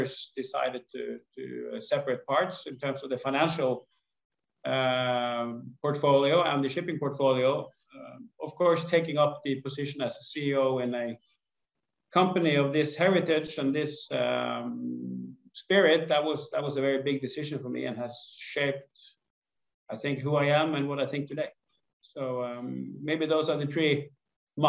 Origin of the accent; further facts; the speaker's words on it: Askøy, Vestland, Norway; I grew up outside Bergen on an island called Askøy